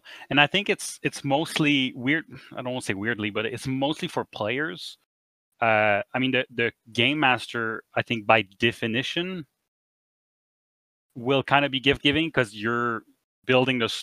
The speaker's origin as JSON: {"language": "English", "country": "Canada", "said": "We're Canadian"}